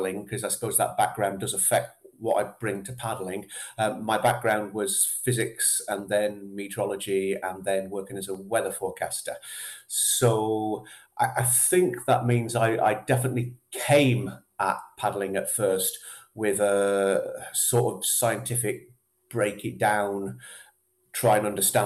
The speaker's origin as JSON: {"language": "English", "region": "Yorkshire and the Humber", "country": "United Kingdom", "tie": "born or raised there", "moved": "yes", "lives_now": "Scotland, United Kingdom", "said": "I was actually dragged up in Yorkshire."}